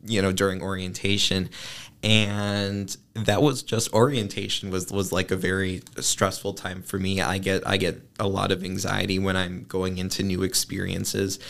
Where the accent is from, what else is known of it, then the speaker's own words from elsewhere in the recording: Northbrook, Illinois, United States; I am from Northbrook, which is a northern suburb of Chicago